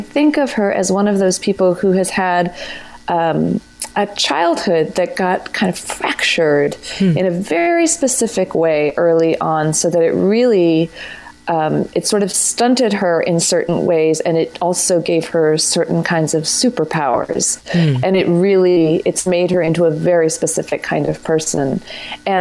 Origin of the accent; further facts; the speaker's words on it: Corrales, New Mexico, United States; I grew up in Corrales, New Mexico.